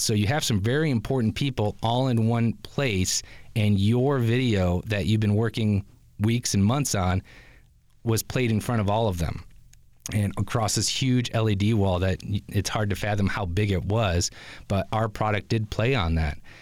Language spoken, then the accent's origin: English; Grand Rapids, Michigan, United States; moved away; as a Grand Rapids native